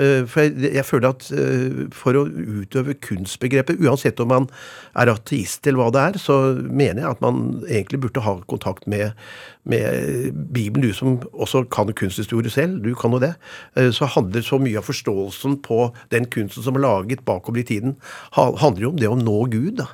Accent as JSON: {"language": "Norwegian", "region": "Oslo", "country": "Norway", "tie": "born or raised there", "said": "Jeg vokste opp på Lille Langerud ved Ørstensjøvannet. Det er den første rekkehusbebyggelsen ca. 20 minutter utenfor Oslo"}